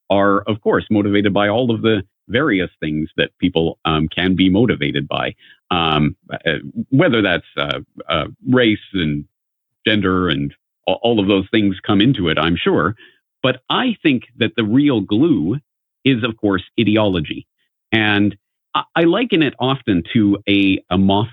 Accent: Canada; from my own upbringing, being a Canadian, I was always steeped in essentially propaganda

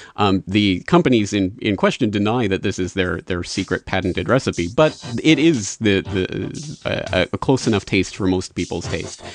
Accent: Canada; now in Japan; I'm a Canadian living in Japan

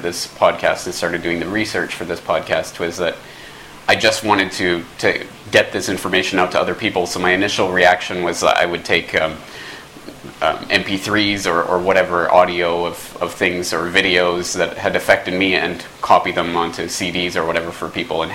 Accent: Canada; moved away as an adult; also born or lived in Dublin, Ireland; I'm from Canada

